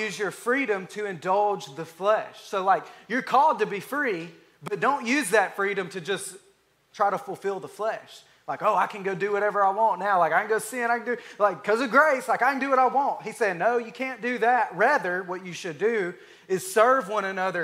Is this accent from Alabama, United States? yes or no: yes; Alabama, United States; I'm from Alabama